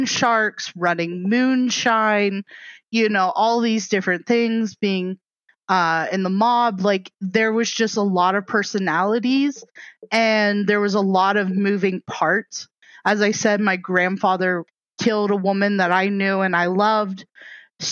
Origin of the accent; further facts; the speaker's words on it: right by Youngstown, Ohio, Pennsylvania, United States; moved away as an adult; now in Utah County, United States; I'm originally from Pennsylvania. I'm from right by Youngstown, Ohio. I moved to Utah when I was 18